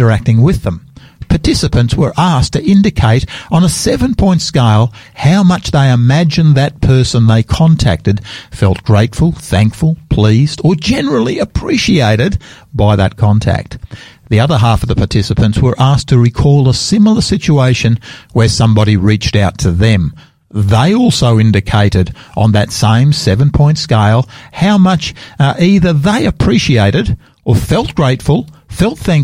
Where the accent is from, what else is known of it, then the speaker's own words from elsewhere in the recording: Sydney, New South Wales, Australia; now in Adelaide, Australia; I come from the East Coast Australia, Sydney's hometown for me